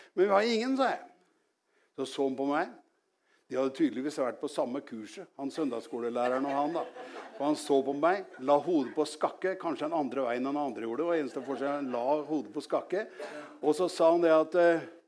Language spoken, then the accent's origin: Norwegian; Norway; jeg vokste opp, opp i Gjelsnes. Det er ikke så langt herfra, men jeg var langt ute på landet